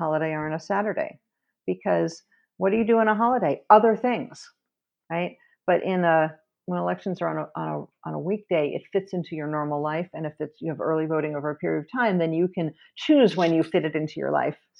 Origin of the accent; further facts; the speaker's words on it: New York City, New York, United States; I grew up in New York City, where we also had lever machines